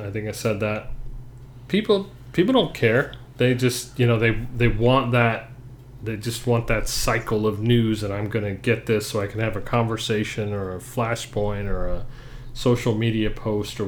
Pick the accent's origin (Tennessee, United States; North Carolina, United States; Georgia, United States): Georgia, United States; Atlanta; moved away; we grew up in Atlanta